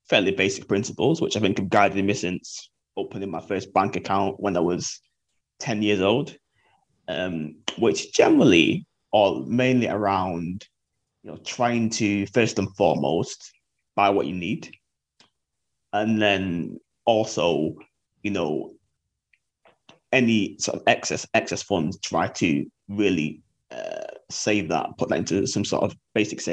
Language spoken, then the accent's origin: English; Manchester, North West England, United Kingdom; I'm from Manchester, 30, and I work as a media publicist.